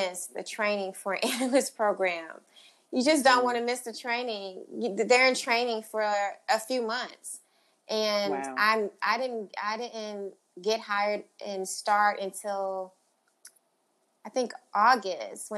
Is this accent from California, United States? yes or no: no; Houston, Texas, United States; also born or lived in Charlotte / New York; I'm a Southern girl. Like, I'm from Houston, and my business is in Houston.